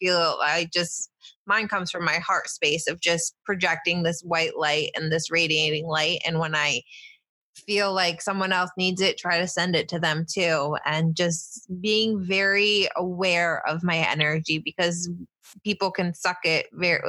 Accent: Finger Lakes, New York, United States; now in New Jersey, United States; I grew up in New York State in the Finger Lakes.

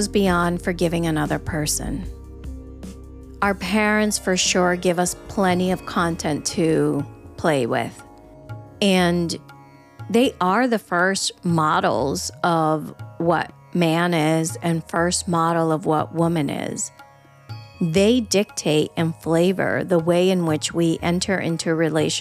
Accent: Venezuela; I grew up in Venezuela

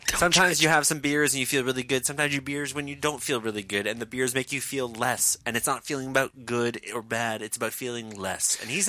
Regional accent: Glasgow, Scotland, United Kingdom; was born in Glasgow, and who wears the green and white

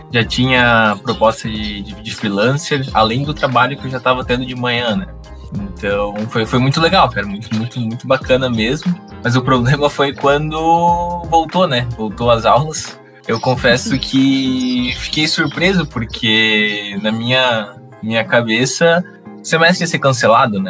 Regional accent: Joinville, Santa Catarina, Brazil; sou aqui de Joinville mesmo

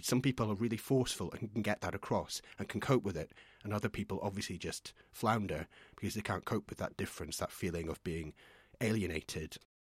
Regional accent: Scotland, United Kingdom; moved away; I'm from Scotland originally, um, in a tiny little village

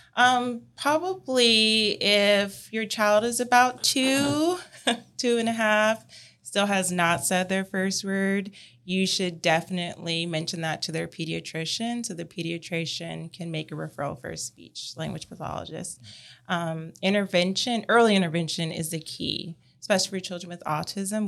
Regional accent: California, United States; now in Columbia, United States; I'm originally from California

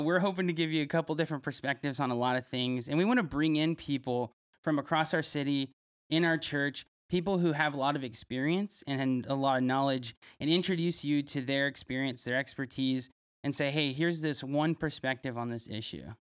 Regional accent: Fresno, California, United States; I grew up here in Fresno, went to Fresno Christian

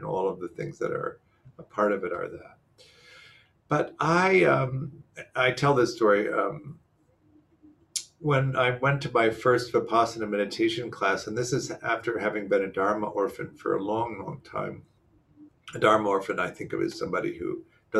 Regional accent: Midwest, United States; moved away; I grew up in the Midwest

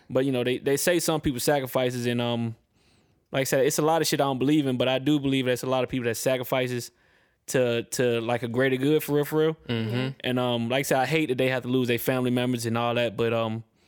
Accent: Atlanta, Georgia, United States; also born or lived in Pennsylvania / Richmond, Virginia; I'm born in Pennsylvania. I got a lot of love and a lot of family in Maryland, Delaware, Virginia. Well, exactly like Richmond, Virginia. That's that's my hometown. That's where I grew up a little bit. But um, I moved to East Atlanta when I was 11

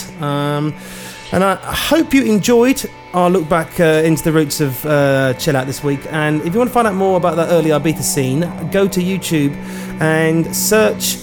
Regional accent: Amersham, South East England, United Kingdom; where I grew up in Amersham

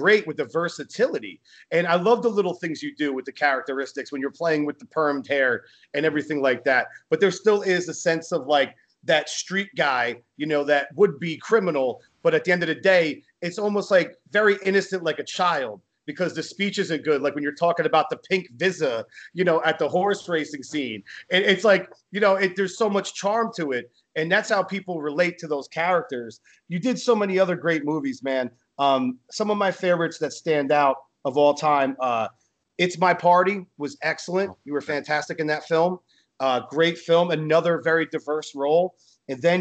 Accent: New Jersey, United States; I'm from Jersey.

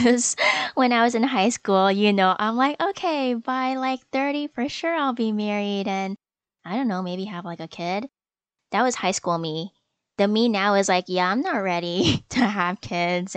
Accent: Canada; I am Chinese Canadian. I mean, I guess more specifically, I guess Malaysian, because my parents are from Malaysia

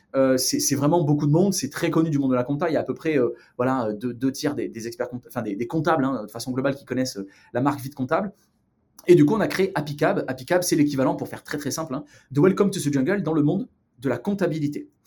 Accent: Provence-Alpes-Côte d'Azur, France; moved away as an adult; now in Los Angeles, United States; je viens du sud de la France, une petite ville euh, qui s'appelle carillon qui est pas très loin de, entre Marseille et Aix-en-Provence.

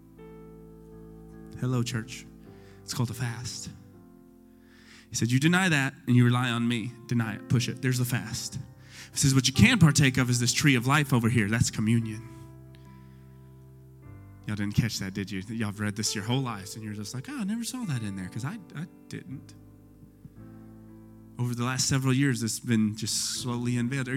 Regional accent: Texas, United States; we're Texan

